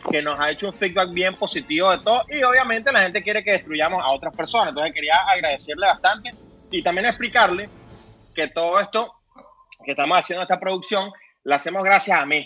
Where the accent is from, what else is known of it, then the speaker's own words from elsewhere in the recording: Venezuela; Todavía soy ciudadano venezolano, de los que se quedan y de los que trabajan aquí en Venezuela.